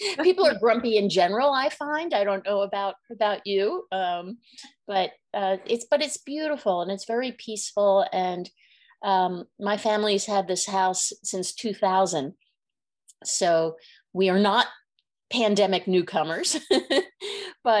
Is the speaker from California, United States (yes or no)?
no; Philadelphia, Pennsylvania, United States; moved away; also born or lived in New York City; I grew up in Philadelphia, which is a smaller city.